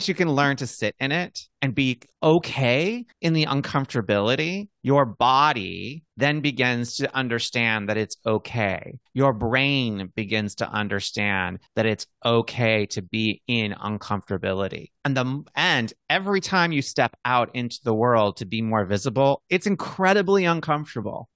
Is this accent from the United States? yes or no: yes; Montana, United States; Having been a gay boy in the Midwest, growing up in Montana